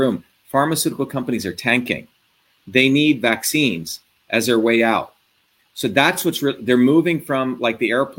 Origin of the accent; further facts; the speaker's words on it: India; also born or lived in New Jersey; now in United States; I came from India